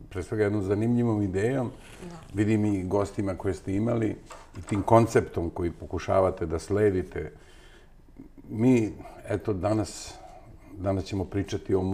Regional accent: Bar, Montenegro; moved away as an adult; also born or lived in Novi Sad, Serbia; now in Belgrade, Serbia; Ja sam odrastao u baru, mada sam rođen u Novom Sadu.

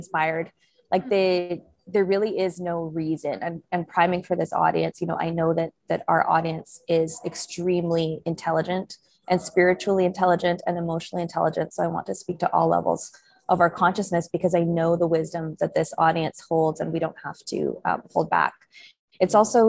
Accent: Vancouver, British Columbia, Canada; moved away; I'm originally Canadian, from Vancouver, Canada

